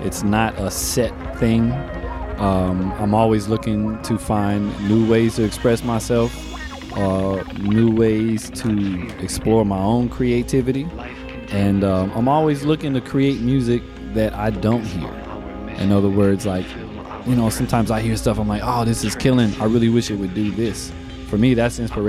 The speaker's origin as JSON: {"language": "English", "region": "Florida", "country": "United States", "tie": "born or raised there", "said": "I was born in Florida"}